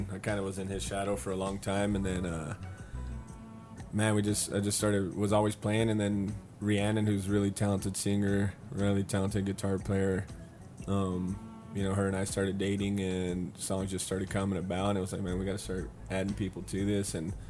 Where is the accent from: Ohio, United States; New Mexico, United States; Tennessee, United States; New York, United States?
New Mexico, United States; Tularosa; also born or lived in Dallas, Texas; I'm from Dallas. Moved here when I was really young, so grew up in Tularosa